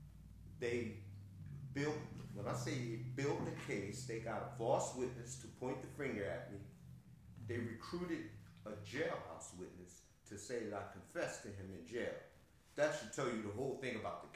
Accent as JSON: {"language": "English", "town": "Philadelphia", "region": "Pennsylvania", "country": "United States", "tie": "born or raised there", "said": "I'm from Philly, born and raised."}